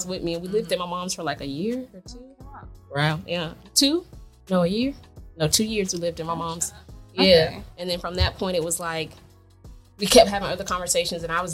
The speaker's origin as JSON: {"language": "English", "town": "Jacksonville", "region": "Florida", "country": "United States", "tie": "born or raised there", "also_born_or_lived": "Miami, Florida", "moved": "as an adult", "lives_now": "Georgia, United States", "said": "I'm actually from Jacksonville, Florida."}